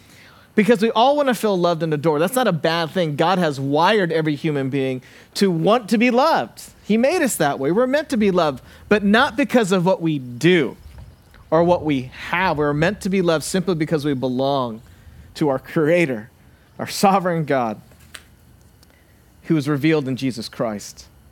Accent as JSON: {"language": "English", "town": "Santa Barbara", "region": "California", "country": "United States", "tie": "born or raised there", "said": "I actually stop in my hometown of Santa Barbara, and I get the oil change."}